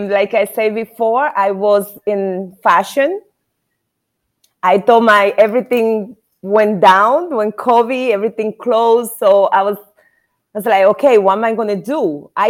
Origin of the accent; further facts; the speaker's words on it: Dominican Republic; also born or lived in New York; now in Naples, United States; But I am from the Dominican Republic.